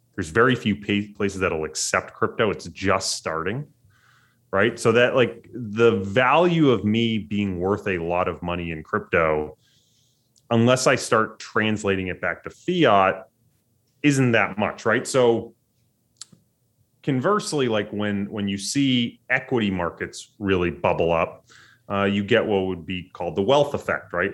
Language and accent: English; United States; as an American